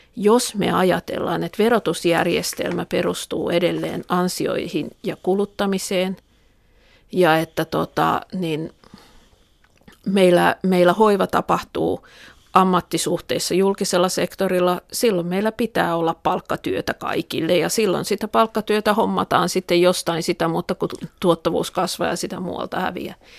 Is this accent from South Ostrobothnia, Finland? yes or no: no; Tampere, Pirkanmaa, Finland; Pispalaa, josta mä olen kotosi